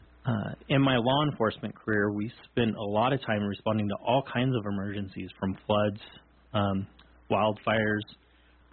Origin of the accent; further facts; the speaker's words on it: Redlands, California, United States; moved away as an adult; also born or lived in Texas; now in Sheridan County, Wyoming, United States; I grew up in Southern California, I was born in Texas, but grew up in Redlands, California